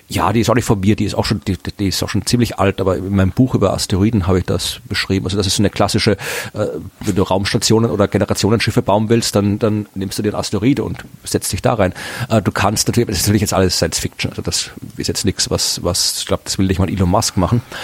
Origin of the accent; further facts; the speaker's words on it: Austria; now in Germany; bei uns in Österreich